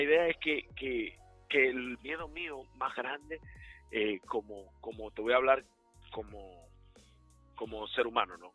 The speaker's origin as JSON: {"language": "Spanish", "country": "Dominican Republic", "moved": "yes", "lives_now": "Charlotte, United States", "said": "como dominicanos específicamente latinos en general, que están haciendo cosas buenas aquí en Carolina del Norte"}